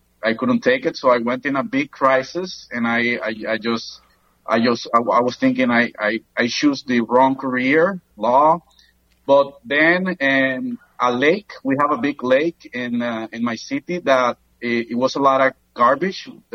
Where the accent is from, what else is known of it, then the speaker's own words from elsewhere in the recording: Granada, Nicaragua; now in Managua, Nicaragua; I grew up in Granada, Nicaragua